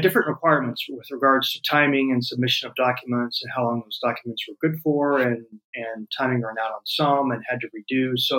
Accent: United States; moved away as an adult; now in Porto, Portugal; So I am from the United States. I moved here in August of 21.

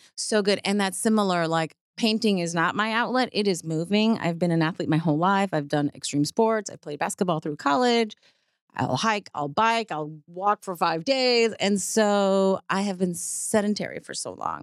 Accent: New York City, New York, United States; moved away as an adult; also born or lived in Puerto Rico (family); now in Texas, United States; I grew up in the Bronx, so I grew up with, like, in the eighties

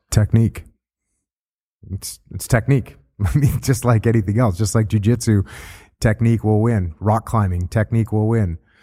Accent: New England, United States; I grew up surfing in New England, and it's freezing cold.

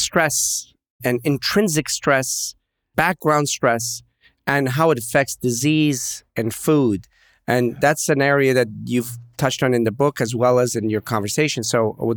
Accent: Pittsburgh, Pennsylvania, United States; I grew up in Pittsburgh

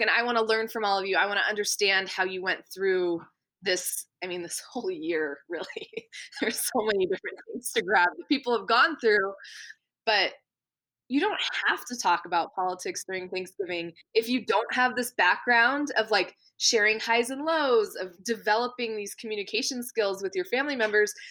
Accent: Maine, United States; I grew up in Maine

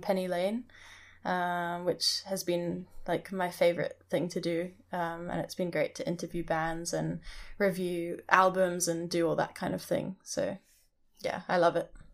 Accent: Hong Kong; moved away; also born or lived in Scotland; I grew up in Hong Kong, but I went to boarding school in Scotland

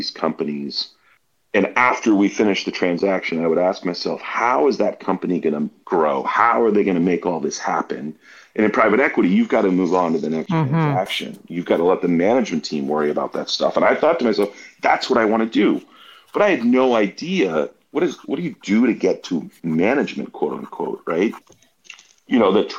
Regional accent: Boston, Massachusetts, United States; I grew up in Boston

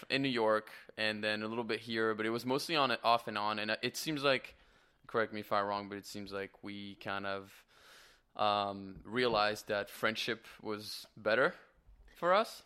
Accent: France; moved away as an adult; also born or lived in Canada; now in Los Angeles, United States; I am born and raised in France.

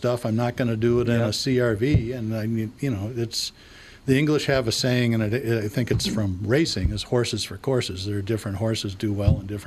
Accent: United States; I'm an American.

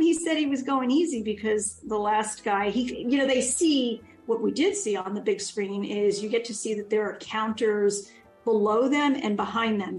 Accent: New York City, New York, United States; I grew up near Coney Island, uh, went there all the time with my dad, my grandmother. Um, you know, because we were on Ocean Parkway and it was my playground.

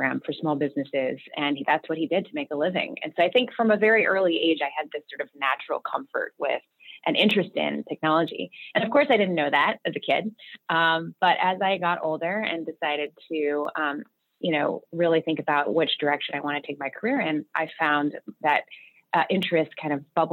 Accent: Beaverton, Oregon, United States; now in New York, United States; I actually grew up on the West Coast out in Beaverton, Oregon

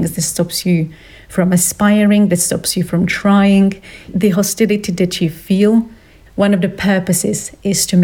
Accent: Slovakia; English is a second language; moved away as an adult; also born or lived in Italy; I was born in Slovakia. Well, I was born in Czechoslovakia at the time, and I was born in family with my mom, who was from Slovakia, and my dad, who was from Czech Republic

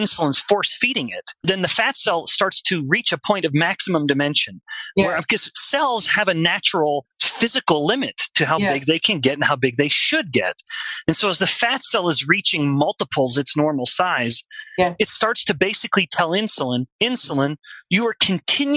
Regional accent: Alberta, Canada; we're all Canadians here, I'm from Alberta

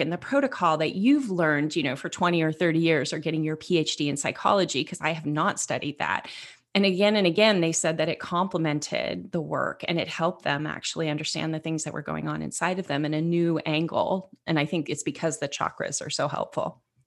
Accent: Northern California, United States; I grew up in Northern California

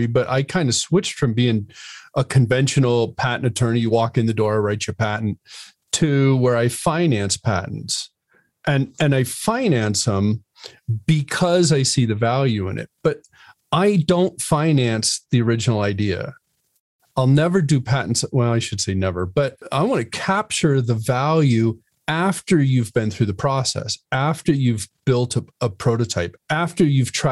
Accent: Connecticut, United States; I grew up in Connecticut

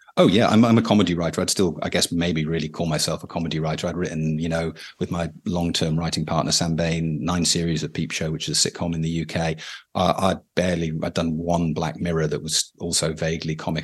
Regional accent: United Kingdom; as a British person

